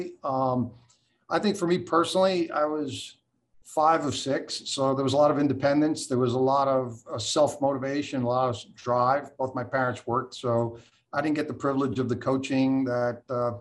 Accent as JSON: {"language": "English", "town": "Port Chester", "region": "New York", "country": "United States", "tie": "born or raised there", "also_born_or_lived": "New Jersey", "moved": "yes", "said": "In Westchester, in that Portchester area"}